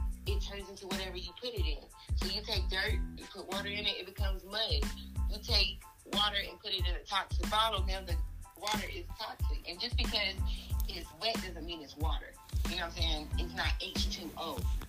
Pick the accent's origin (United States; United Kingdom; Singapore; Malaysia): United States; Atlanta, Georgia; I'm born and raised in Atlanta, Georgia. I'm a real peach